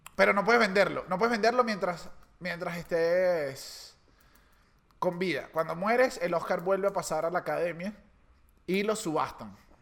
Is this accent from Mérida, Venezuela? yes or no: no; Caracas, Capital District, Venezuela; uno como caraqueño, en mi caso